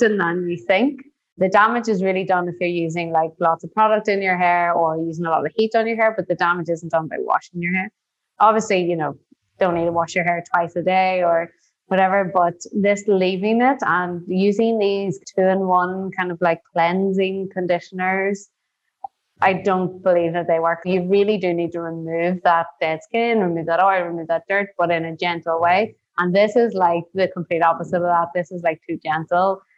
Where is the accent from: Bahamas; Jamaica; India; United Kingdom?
United Kingdom; Northern Ireland; moved away as an adult; also born or lived in New York; now in Tulum, Mexico; growing up in Northern Ireland actually was pretty tough